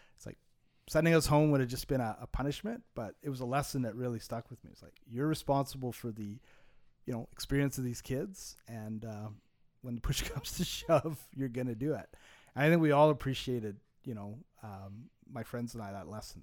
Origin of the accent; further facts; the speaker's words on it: Montreal, Quebec, Canada; I grew up in Montreal